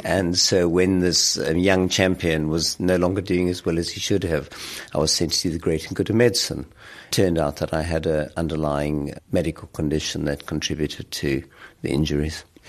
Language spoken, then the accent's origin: English; South Africa; moved away as an adult; now in United Kingdom; growing up in South Africa, at probably one of the darkest moments of its history